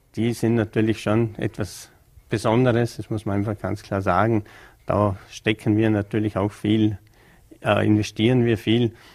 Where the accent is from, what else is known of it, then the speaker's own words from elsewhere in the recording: Bregenz, Vorarlberg, Austria; als gebürtiger Prägenzer